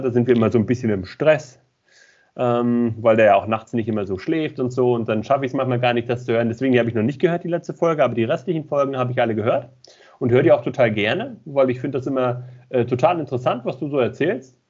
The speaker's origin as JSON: {"language": "German", "region": "Mecklenburg-Vorpommern", "country": "Germany", "also_born_or_lived": "Baden-Württemberg", "moved": "as an adult", "lives_now": "near Stuttgart, Germany", "said": "ich komm ursprünglich aus Mecklenburg-Vorpommern"}